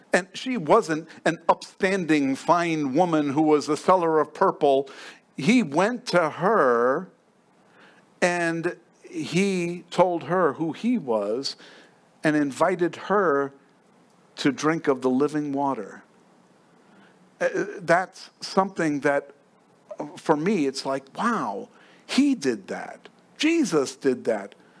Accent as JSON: {"language": "English", "region": "New York", "country": "United States", "moved": "yes", "lives_now": "Fountain Hills, United States", "said": "I'm from New York"}